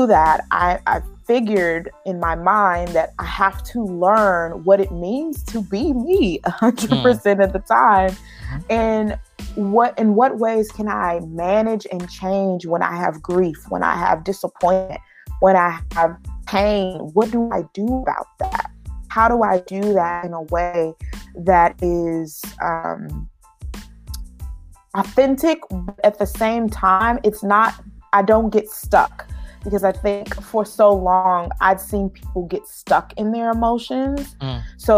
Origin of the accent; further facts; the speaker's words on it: Dallas, Texas, United States; I grew up in Dallas, Texas, and I grew up in an urban community